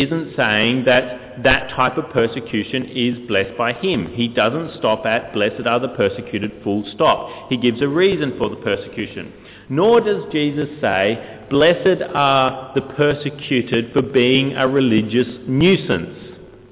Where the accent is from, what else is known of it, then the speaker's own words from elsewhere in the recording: Queensland, Australia; I was born in Queensland, and I was born in this little country hospital in the middle